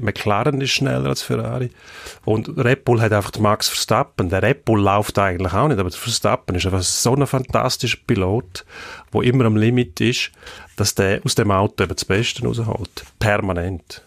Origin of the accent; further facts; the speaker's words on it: Switzerland; bei uns merkt man, in der Schweiz haben wir etwa eine gleichmäßige Verteilung